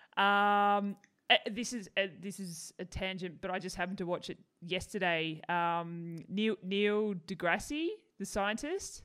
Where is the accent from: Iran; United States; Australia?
Australia; Tasmania; now in Melbourne, Australia; I grew up in Tassie